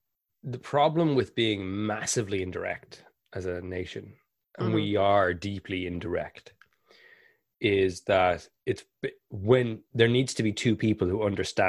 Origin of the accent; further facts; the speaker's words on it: Ireland; Because we're both Irish and this is going to be a really intense conversation.